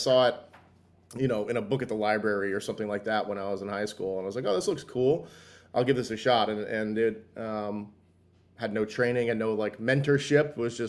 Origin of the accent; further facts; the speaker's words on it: Arizona, United States; also born or lived in New York / New Jersey; So I grew up, kind of moved around. I grew up like when I was really young back in New York, moved to New Jersey. Then my mom got transferred out to Arizona. So kind of from when I was like 9 or 10 in Arizona up through high school